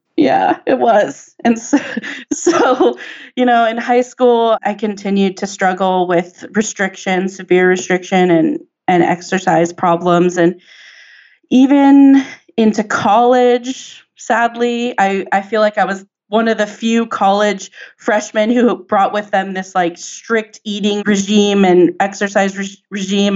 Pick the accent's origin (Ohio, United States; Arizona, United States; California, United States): California, United States; San Diego; I grew up in San Diego